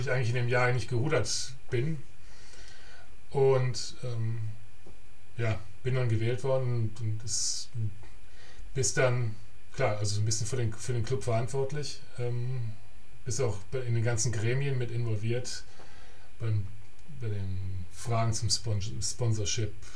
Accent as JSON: {"language": "German", "country": "Germany", "moved": "yes", "said": "der erste Deutsche"}